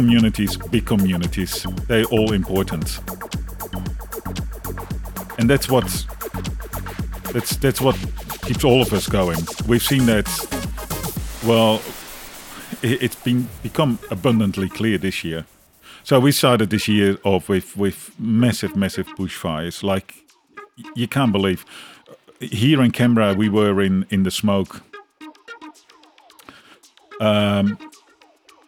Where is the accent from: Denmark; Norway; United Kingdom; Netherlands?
Netherlands; now in Australia; I'm from the Netherlands